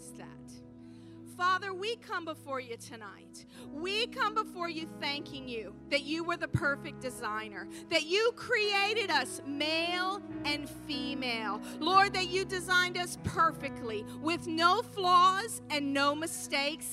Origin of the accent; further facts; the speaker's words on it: the Bible Belt, the South, United States; moved away; I'm from the Bible Belt.